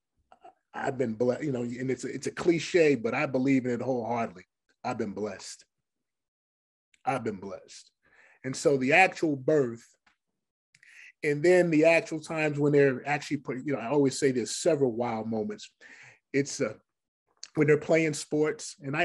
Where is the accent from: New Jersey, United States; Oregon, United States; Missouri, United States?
New Jersey, United States; Paterson; growing up in City of Patterson